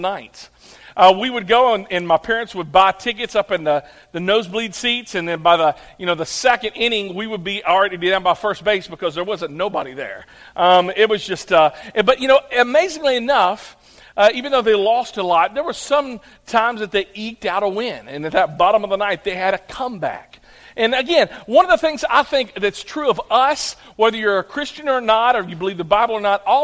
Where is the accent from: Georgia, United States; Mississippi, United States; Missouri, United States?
Missouri, United States; St. Charles; now in Clarksville, United States; I was born here, but after when I was about 6 months old, my mom and dad, they moved to St. Charles, Missouri